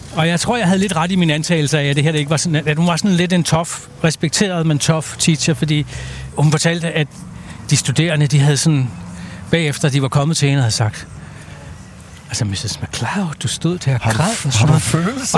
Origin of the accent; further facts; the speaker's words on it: Denmark; vi som danskere